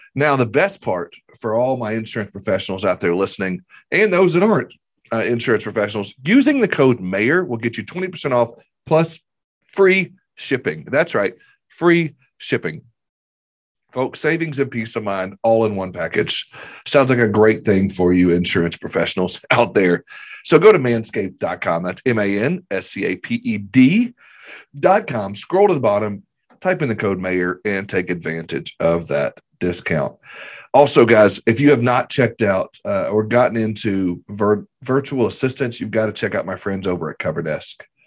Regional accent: the South, United States; I grew up in the South where we fry everything.

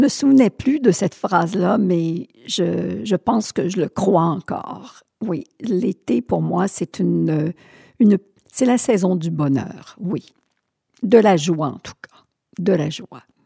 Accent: Sherbrooke, Quebec, Canada; also born or lived in Thetford Mines; je suis née à Sherbrooke. Euh, j'ai vécu jusqu'à 20 ans à Sherbrooke

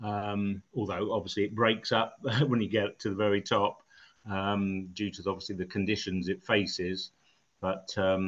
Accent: Eastbourne, South East England, United Kingdom; moved away; my hometown of Eastbourne

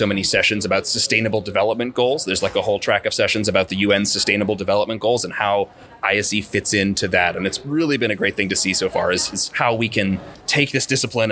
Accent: Wilmington, North Carolina, United States; I'm originally from Wilmington, North Carolina

